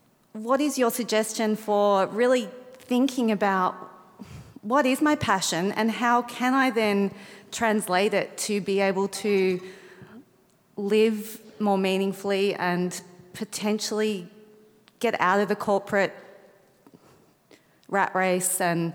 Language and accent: English; Australia; now you're in my home country